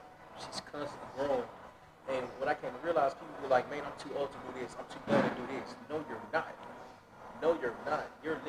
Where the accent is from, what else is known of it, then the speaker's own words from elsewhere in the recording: Little Rock, Arkansas, United States; where I'm from Little Rock, Arkansas.